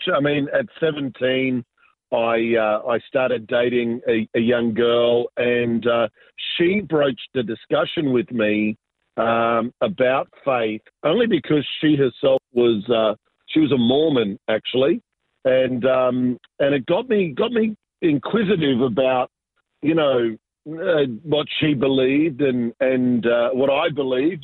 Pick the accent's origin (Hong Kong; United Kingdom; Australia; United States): Australia; Sydney, New South Wales; also born or lived in Argentina; I was born in uh, Argentina, so I'm South American, but uh, immigrated when I was very young, and really uh, grew up in Southwest Sydney. Uh, in a beautiful little suburb called Ingleburn, so that's that's where I grew up